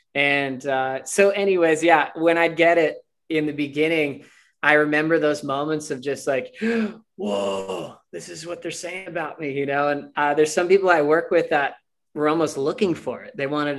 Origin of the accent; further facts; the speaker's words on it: United States; I'm American.